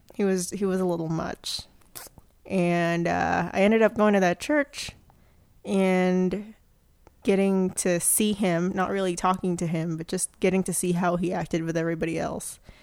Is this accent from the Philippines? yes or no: yes; Philippines; moved away; I grew up in the Philippines